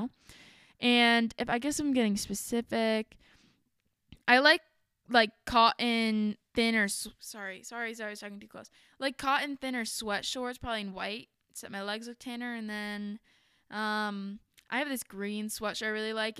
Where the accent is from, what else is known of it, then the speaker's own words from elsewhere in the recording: Ohio, United States; we're from Ohio